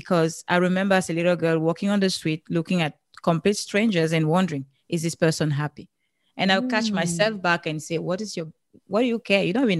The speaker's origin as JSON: {"language": "English", "country": "Cameroon", "moved": "yes", "lives_now": "United States", "said": "I'm from Cameroon originally. That's where you have this beautiful accent from."}